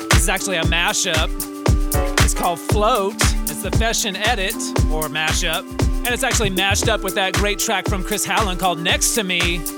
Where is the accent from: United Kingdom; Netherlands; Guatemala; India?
Guatemala; Hey, guys … from Guatemala.